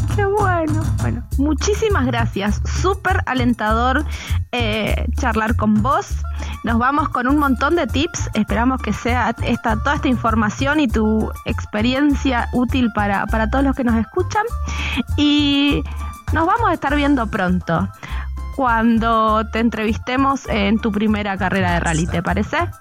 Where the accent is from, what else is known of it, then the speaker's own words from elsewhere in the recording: Argentina; en, Argentina le decimos la hinchada